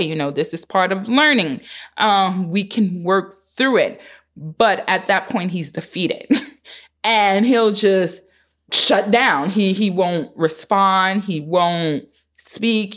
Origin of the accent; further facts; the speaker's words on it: New York City, New York, United States; live in Harlem, born and raised in Harlem